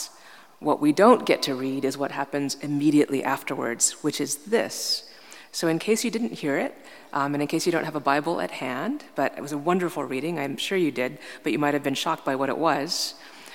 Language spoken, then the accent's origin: English; New York, United States; I'm from New York